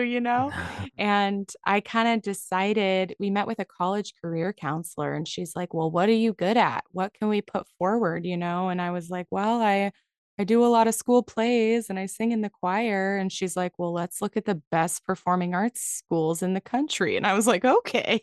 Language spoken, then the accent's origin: English; San Francisco Bay Area, California, United States; I grew up in the San Francisco Bay Area